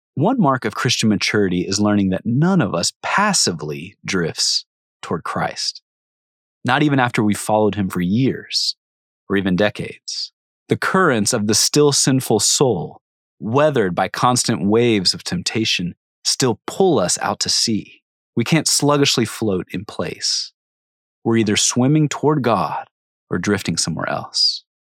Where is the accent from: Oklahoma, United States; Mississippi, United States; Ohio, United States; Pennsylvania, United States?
Ohio, United States; Cincinnati; I grew up outside Cincinnati, Ohio, a far drive from any ocean